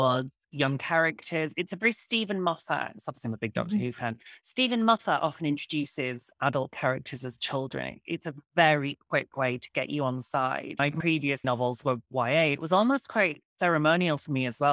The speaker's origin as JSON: {"language": "English", "region": "Yorkshire and the Humber", "country": "United Kingdom", "tie": "born or raised there", "said": "where I grew up in West Yorkshire, the United Kingdom"}